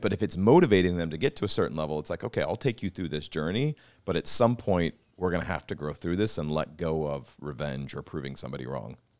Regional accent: Pacific Northwest, outside of Seattle, Washington, United States; I grew up in the Pacific Northwest in a sister city to Vancouver outside of Seattle

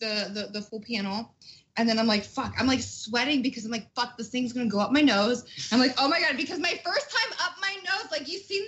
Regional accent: Ohio, United States; So I'm from Ohio.

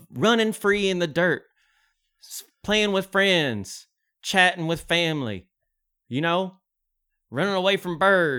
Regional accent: Jackson, Ohio, United States; I'm from Jackson, Ohio. We got a plot of land, and I got some bamboo trees.

